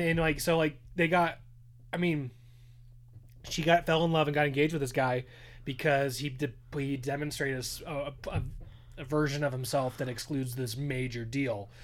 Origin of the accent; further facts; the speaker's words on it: Southern California, United States; growing up in Southern California